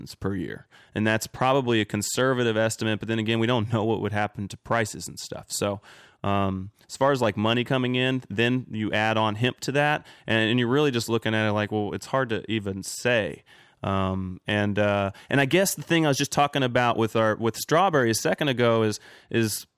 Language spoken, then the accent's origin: English; Kentucky, United States; now in California, United States; I'm from Kentucky, man, and we were a big hemp growing state